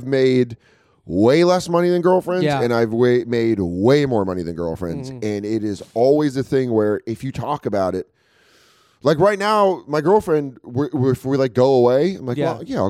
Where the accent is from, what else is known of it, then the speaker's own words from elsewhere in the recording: Colorado, United States; I'm from Colorado.